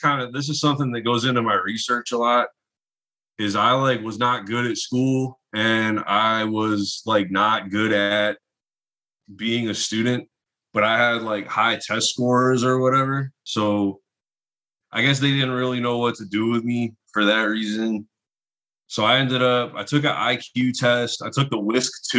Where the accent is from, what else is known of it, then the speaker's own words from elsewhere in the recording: near Lansing, Michigan, United States; also born or lived in Southfield, Michigan / Ypsilanti, Michigan; now in Detroit, United States; I was born here, lived in the area for like until I was like 2, and then we moved out to kind of near Lansing